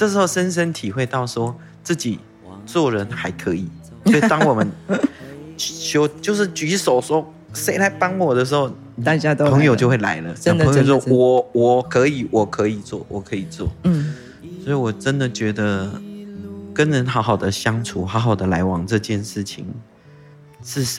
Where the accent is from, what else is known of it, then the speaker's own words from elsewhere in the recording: Tainan, Taiwan; first language Taiwanese Hokkien; 我是在台南出生的。嗯。我来到这个世界用的第一个语言是台语。我的父母亲那么的合理的认为，我应该要，我应该要很快的用用台语，因为希望我不要被不要被人家欺负啊。嗯，我在台南出生到六岁，回到爸爸的部落。